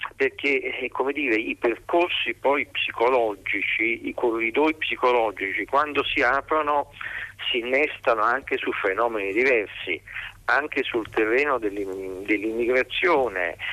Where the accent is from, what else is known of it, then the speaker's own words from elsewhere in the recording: Naples, Campania, Italy; Io sono napoletano